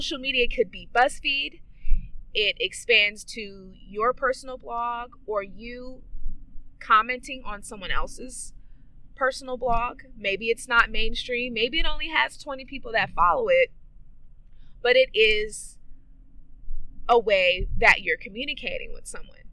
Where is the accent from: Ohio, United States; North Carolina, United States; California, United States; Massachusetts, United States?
California, United States; Oakland; I am from East Oakland, California